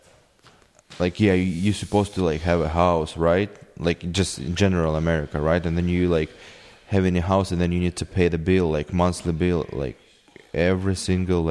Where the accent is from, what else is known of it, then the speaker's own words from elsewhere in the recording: Kyiv, Ukraine; English is a second language; moved away; I'm from Kiev. I was born in Kiev and I grew up in a city.